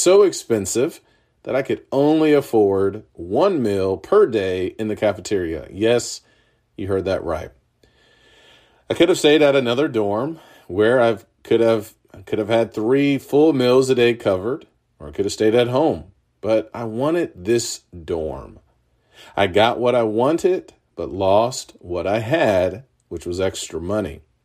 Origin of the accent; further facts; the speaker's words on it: Urbana, Illinois, United States; The University of Illinois was in my hometown of Urbana.